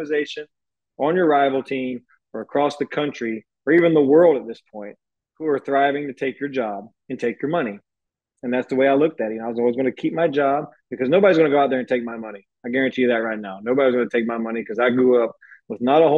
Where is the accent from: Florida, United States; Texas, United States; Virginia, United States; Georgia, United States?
Georgia, United States; moved away as an adult; now in Houston, United States; I'm from Georgia